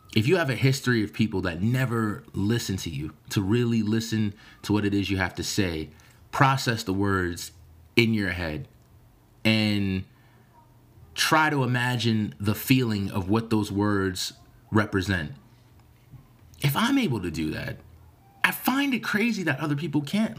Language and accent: English; United States